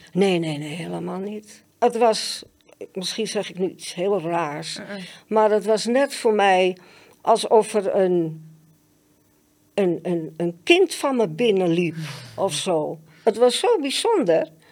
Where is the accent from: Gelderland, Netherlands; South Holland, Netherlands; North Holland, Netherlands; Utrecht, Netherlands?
North Holland, Netherlands; Amsterdam; Ik ben geboren en getogen in Amsterdam